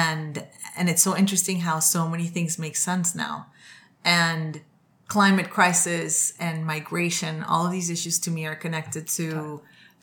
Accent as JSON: {"language": "English", "country": "Colombia", "tie": "born or raised there", "moved": "as an adult", "lives_now": "New York, United States", "said": "I went to law school in Colombia"}